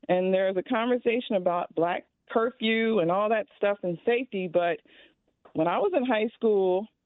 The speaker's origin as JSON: {"language": "English", "town": "Chicago", "region": "Illinois", "country": "United States", "tie": "born or raised there", "said": "So, I have lived in Chicago all of my life. I'm African American"}